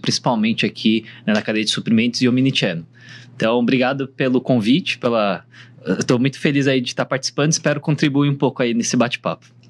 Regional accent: Brazil; also born or lived in South Korea; eu sou, na verdade, sul-coreano, nasci na Coreia, mas cresci aqui no Brasil

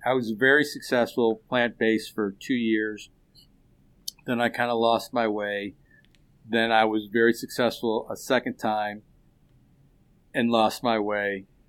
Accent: Chicago, Illinois, United States; When I grew up in West Rogers Park, if we wanted fish, I went to the fishmonger.

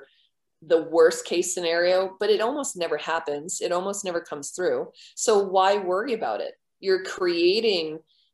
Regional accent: Merrimack, New Hampshire, United States; I'm from Merrimack, New Hampshire.

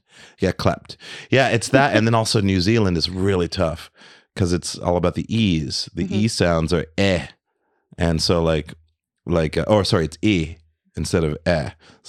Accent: London, United Kingdom; also born or lived in Berlin, Germany; I grew up in London, you know, not too far out from my mom's place. It's like, it's about like maybe three miles away from Hackney Wick, around that area.

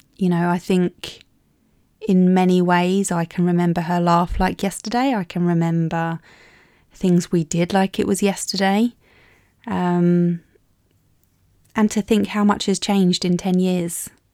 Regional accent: Maidstone, South East England, United Kingdom; my hometown of Maidstone

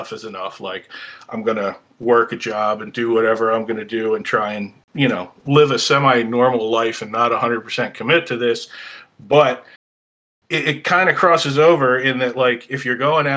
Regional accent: outside of Philly, Pennsylvania, United States; I grew up outside of Philly, about 15 miles southwest of the city, so it was pretty suburban, urban

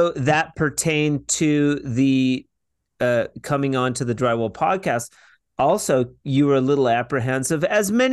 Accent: United States; I'm American

